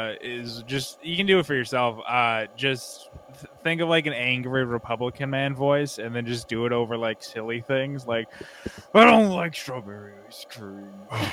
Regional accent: Maine, United States; also born or lived in Midwest / McAllen, Texas / Canada; now in Austin, United States; I'm from Maine originally. I played hockey, so I've kind of lived all over the Midwest. I actually lived in McAllen, Texas before this. I've lived up in Canada for a little while.

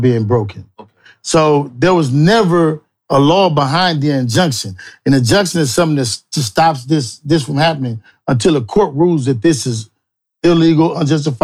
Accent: Los Angeles, California, United States; I was raised right here in Crenshaw and Slauson. I was actually born in the Hoovers

